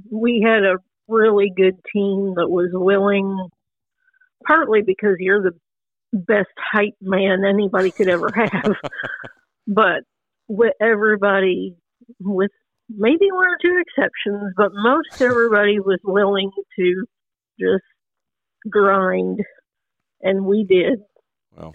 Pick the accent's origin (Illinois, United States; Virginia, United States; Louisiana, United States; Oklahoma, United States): Illinois, United States; moved away as an adult; also born or lived in Kinston, North Carolina; I'm originally from Illinois, and when I graduated college, my main goal was to get out of Illinois.